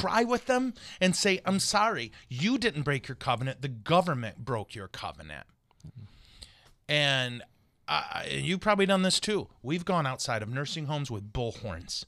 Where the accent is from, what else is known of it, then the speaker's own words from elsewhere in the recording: Montrose, Michigan, United States; I'm from Montrose